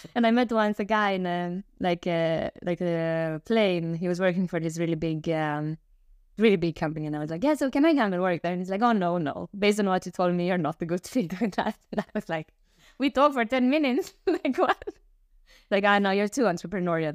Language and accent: English; Romania; moved away; I'm originally from Romania